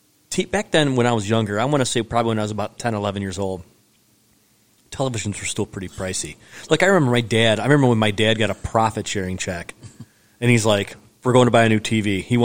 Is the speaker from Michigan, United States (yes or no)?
yes; Detroit, Michigan, United States; we're from the Metro Detroit area growing up here.